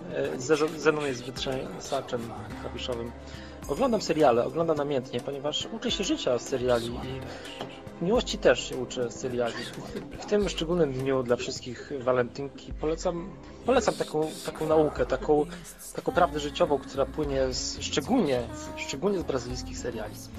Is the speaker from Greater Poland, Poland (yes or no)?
no; Wrocław, Lower Silesian Voivodeship, Poland; u nas we Wrocławiu